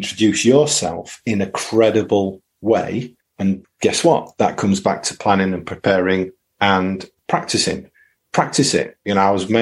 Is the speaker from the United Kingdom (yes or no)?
yes; United Kingdom; also born or lived in East Riding of Yorkshire; we're British